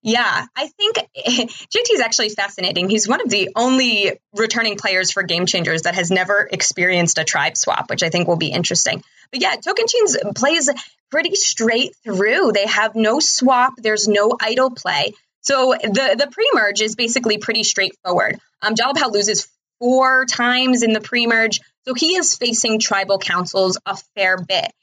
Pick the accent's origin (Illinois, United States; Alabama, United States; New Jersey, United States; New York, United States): New Jersey, United States; I am from New Jersey